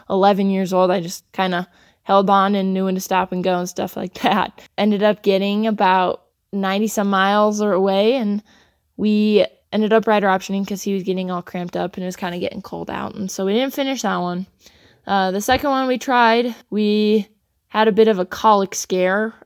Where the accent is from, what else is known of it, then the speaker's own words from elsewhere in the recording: Sedalia, Colorado, United States; I'm from Sedalia, Colorado, and I'm 18 years old.